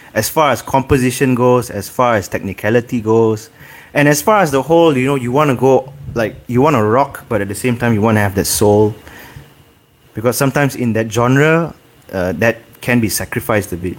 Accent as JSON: {"language": "English", "town": "Ipoh", "region": "Perak", "country": "Malaysia", "tie": "born or raised there", "moved": "yes", "lives_now": "Kuala Lumpur, Malaysia", "said": "growing up in Ipoh"}